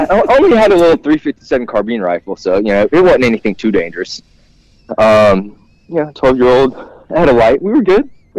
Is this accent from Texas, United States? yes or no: no; Georgia, United States; Yeah, so I grew up hunting in South Georgia.